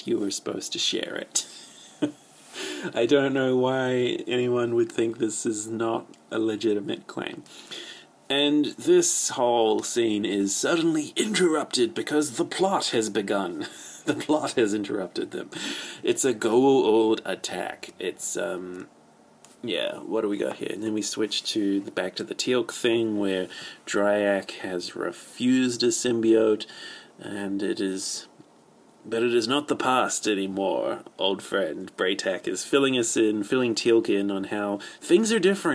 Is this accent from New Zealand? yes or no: yes; New Zealand; I'm from New Zealand